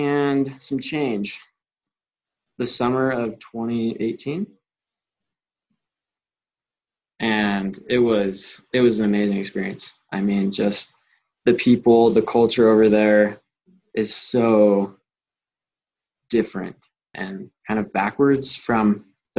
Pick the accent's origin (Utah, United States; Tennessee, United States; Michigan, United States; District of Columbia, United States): Utah, United States; From Utah, born and raised